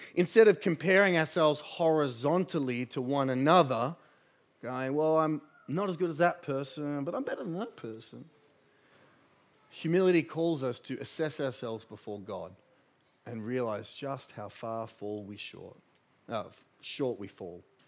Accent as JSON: {"language": "English", "town": "Sydney", "region": "New South Wales", "country": "Australia", "tie": "born or raised there", "said": "I grew up in the Shire."}